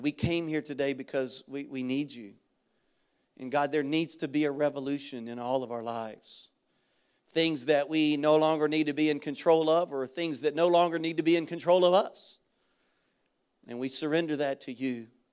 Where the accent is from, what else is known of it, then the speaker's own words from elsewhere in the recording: Baton Rouge, Louisiana, United States; moved away; our elementary school where I grew up in Baton Rouge.